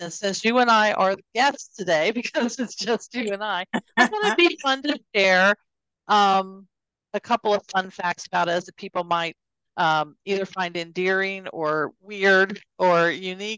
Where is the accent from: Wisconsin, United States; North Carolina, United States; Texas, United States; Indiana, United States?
North Carolina, United States; Fayetteville; I actually was born and raised in Fayetteville, North Carolina